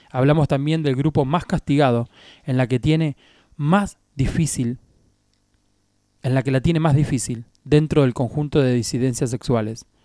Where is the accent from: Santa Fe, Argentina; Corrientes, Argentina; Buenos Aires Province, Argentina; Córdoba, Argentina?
Buenos Aires Province, Argentina; Lobos; Fue para los Corsos, en la calle 9 de Julio, en Lobos, mi ciudad natal.